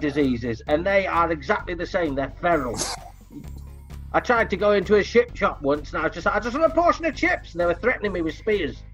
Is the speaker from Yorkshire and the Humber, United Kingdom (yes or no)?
yes; Leeds, Yorkshire and the Humber, United Kingdom; I, am from Leeds, but my, my mother's family was just over the border